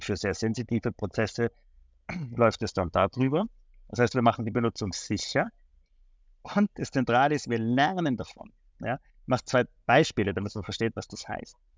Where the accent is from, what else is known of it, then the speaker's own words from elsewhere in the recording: Tyrol, Austria; moved away as an adult; now in Switzerland; ich komme ursprünglich aus Tirol, ähm, habe in der Schweiz studiert